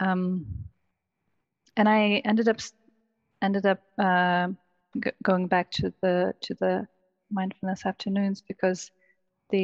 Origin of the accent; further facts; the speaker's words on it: Lithuania; moved away as an adult; now in United Kingdom; I'm originally from Lithuania